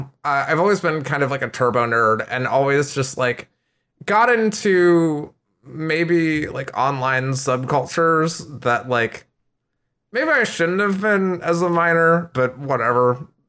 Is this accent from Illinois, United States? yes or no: yes; Schaumburg, Illinois, United States; I'm originally from the Midwestern United States. So if anyone's familiar with Cook County, Chicago area in Illinois, I grew up in Schaumburg and then just kind of moved all over the U.S.